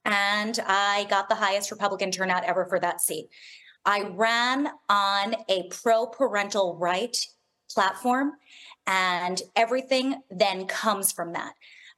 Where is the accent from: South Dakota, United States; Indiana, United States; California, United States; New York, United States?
New York, United States; New York City; I'm born and raised in Manhattan, raising my children in Manhattan.